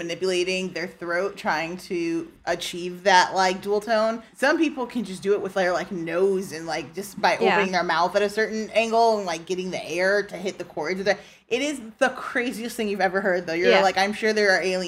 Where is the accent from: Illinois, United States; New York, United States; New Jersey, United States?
Illinois, United States; Ottawa; also born or lived in Hazel Crest, Illinois; I was born in Hazelcrest, which is like half an hour outside of Chicago. But I was raised in Ottawa, Illinois